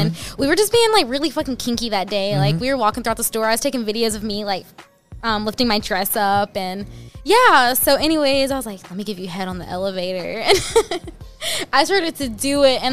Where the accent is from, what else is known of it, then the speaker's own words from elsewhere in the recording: Tennessee, United States; born and raised in Tennessee